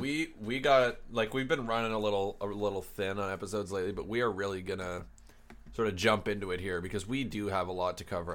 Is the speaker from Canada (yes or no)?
yes; Canada; we're Canadian, um, s, university students